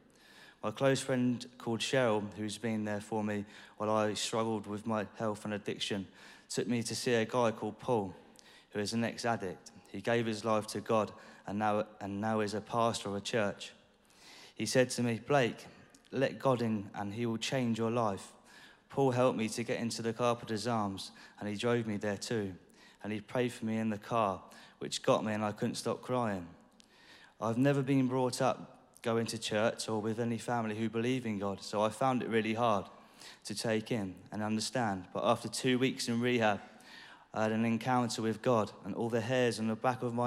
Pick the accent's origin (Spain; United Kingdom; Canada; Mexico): United Kingdom; Deal, South East England; also born or lived in Dover; I was born in Dover but brought up in a little town called Deal in Kent.